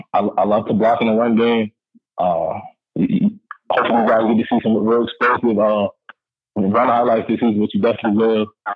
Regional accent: New York City, New York, United States; moved away as an adult; also born or lived in Rhode Island; now in Oregon, United States; growing up in Harlem, it's easy to get distracted, you know, with the things going on in the city, just being in New York.

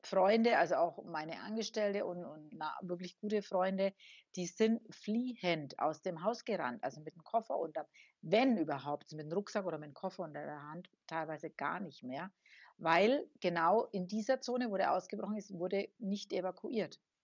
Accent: Germany; now in La Palma, Spain; so als Deutscher

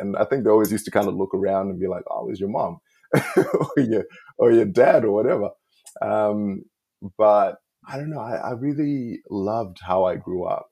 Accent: Zimbabwe; moved away as an adult; now in Australia; I was born in Zim, and my dad passed away when I was two

